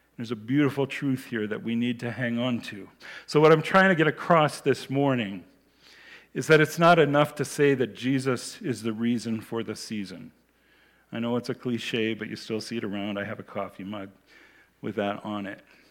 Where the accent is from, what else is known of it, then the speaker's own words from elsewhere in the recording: United States; moved away; When I was a child, I grew up in the United States